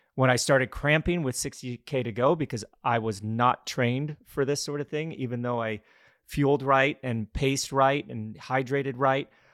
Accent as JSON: {"language": "English", "town": "Glenwood Springs", "region": "Colorado", "country": "United States", "tie": "born or raised there", "moved": "yes", "lives_now": "Greenville, United States", "said": "My father put on some bike races and running races in my hometown of Glenwood Springs, Colorado"}